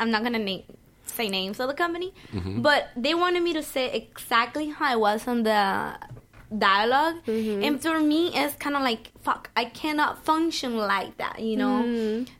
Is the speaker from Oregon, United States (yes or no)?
no; Miami, Florida, United States; Well, I mean, you're talking to me. I'm from Miami, man.